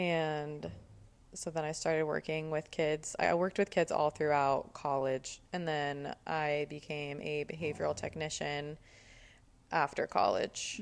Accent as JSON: {"language": "English", "town": "Cherry Hill", "region": "New Jersey", "country": "United States", "tie": "born or raised there", "also_born_or_lived": "Woodward, Oklahoma", "said": "I was born in Woodward, Oklahoma. And whenever I was three, I moved to Cherry Hill, New Jersey."}